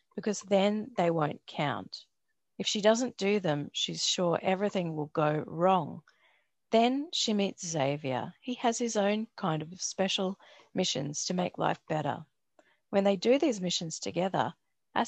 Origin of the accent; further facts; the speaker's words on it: Brisbane, Queensland, Australia; now in Melbourne, Australia; Growing up in Brisbane, which is actually where Stephen Herrick is, I rode to school